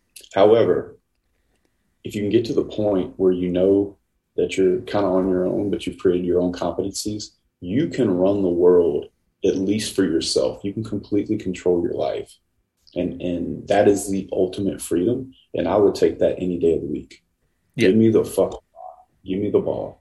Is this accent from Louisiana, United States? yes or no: yes; Louisiana, United States; I'm from Louisiana.